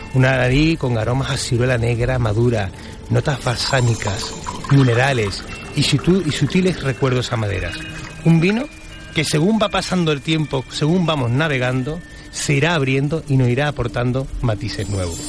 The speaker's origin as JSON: {"language": "Spanish", "region": "Andalusia", "country": "Spain"}